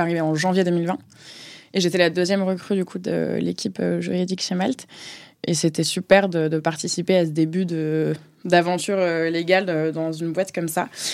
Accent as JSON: {"language": "French", "town": "Marseille", "region": "Provence-Alpes-Côte d'Azur", "country": "France", "tie": "born or raised there", "also_born_or_lived": "Paris region / Scotland", "moved": "as an adult", "lives_now": "Paris, France", "said": "j'ai 26 ans, j'habite à Paris, j'ai grandi à Marseille"}